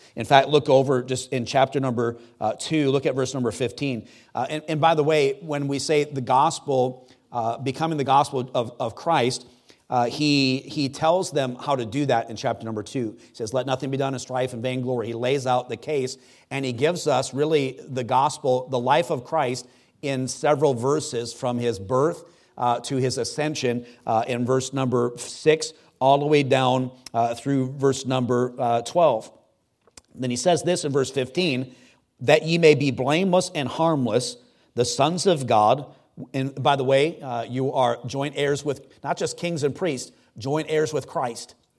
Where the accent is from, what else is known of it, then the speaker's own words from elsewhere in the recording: United States; I'm an American.